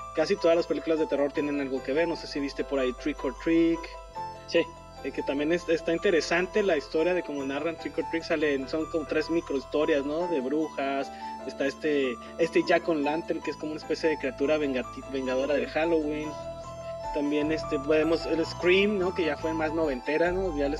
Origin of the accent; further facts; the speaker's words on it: Mexico; así somos los mexicanos